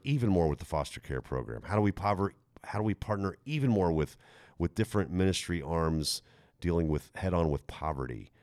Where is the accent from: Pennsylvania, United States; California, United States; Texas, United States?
Texas, United States; I'm Texan